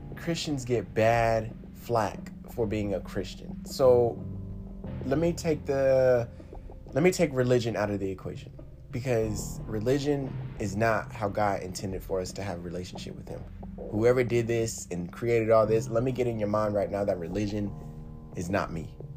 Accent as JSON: {"language": "English", "country": "United States", "said": "I am woven within the thread of America. I am American"}